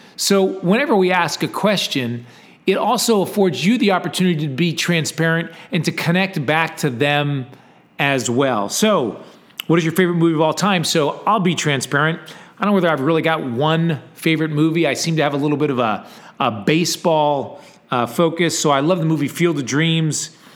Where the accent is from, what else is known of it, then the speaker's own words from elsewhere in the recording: Texas, United States; I'm from Texas